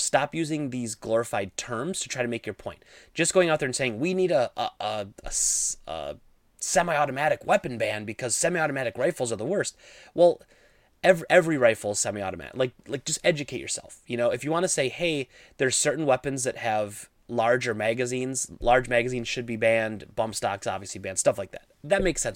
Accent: Midwest, United States; I grew up in the Midwest.

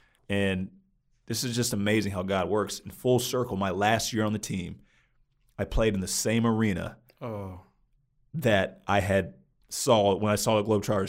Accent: New Jersey, United States; also born or lived in Virginia / Maryland / Pennsylvania / New York; I tell them New Jersey, right outside of Princeton. But growing up, I grew up all over the place. I was born in Virginia, then we moved to Maryland, moved to Pennsylvania, moved to upstate New York, moved down to Louisiana.

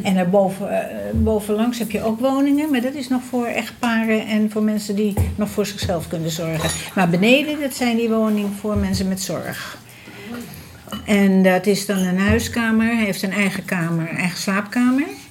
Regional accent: Amsterdam, North Holland, Netherlands; moved away as an adult; now in Almere, Netherlands; we blijven echt wel, eh, wel Amsterdammers

